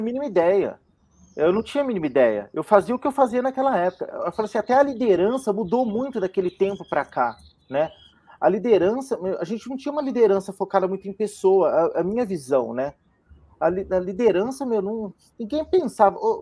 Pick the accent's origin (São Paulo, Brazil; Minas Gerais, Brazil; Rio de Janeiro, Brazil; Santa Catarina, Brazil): São Paulo, Brazil; Campinas; moved away as an adult; now in São Paulo, Brazil; Eu sou de Campinas, sou da terra aí do, da maioria das pessoas que estão aqui hoje.